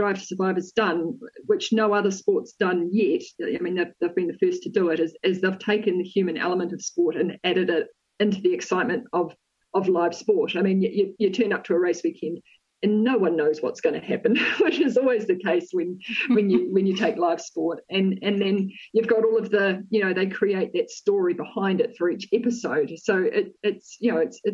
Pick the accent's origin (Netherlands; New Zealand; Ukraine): New Zealand; I'm a New Zealand rally driver